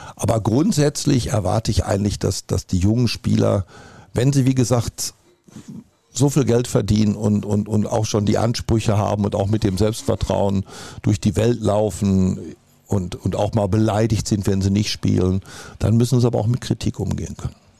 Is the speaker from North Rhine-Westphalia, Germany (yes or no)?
yes; Dortmund, North Rhine-Westphalia, Germany; Ich bin Dortmunder vor allen Dingen, mit Leib und Seele